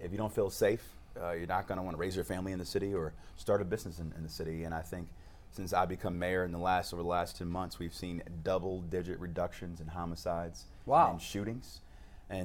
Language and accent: English; United States; when I was growing up on Dove in the Southeast Side